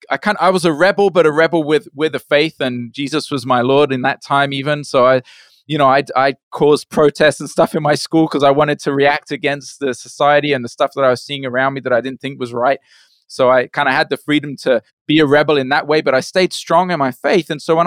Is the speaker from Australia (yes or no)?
no; Brazil; also born or lived in United Kingdom; was born in the UK. And my parents were missionaries. And so we left to Brazil when I was 8 years old. So I grew up in Brazil, my parents working there as missionaries.